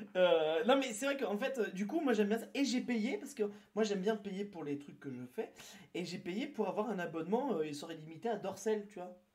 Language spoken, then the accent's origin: French; near Toulouse, Occitania, France; je suis né à côté, moi je suis né plus à Toulouse